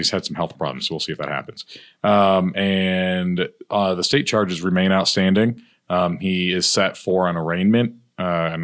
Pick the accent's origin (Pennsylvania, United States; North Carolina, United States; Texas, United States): North Carolina, United States; Hope Mills; I grew up in Hope Mills, right down the road from Bladen and Robeson County.